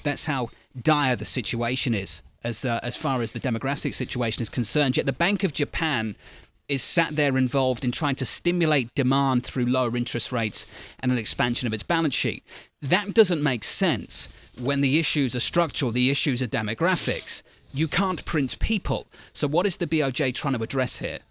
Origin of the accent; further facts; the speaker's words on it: United Kingdom; now in United States; as a Brit, a guest in your great country